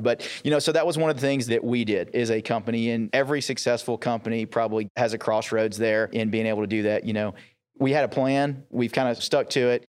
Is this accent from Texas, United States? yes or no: yes; East Texas, United States; I grew up in East Texas